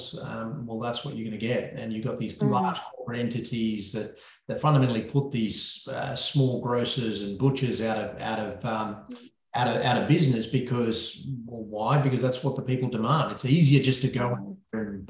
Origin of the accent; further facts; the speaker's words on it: Sri Lanka; moved away; Sri Lanka, which is my home country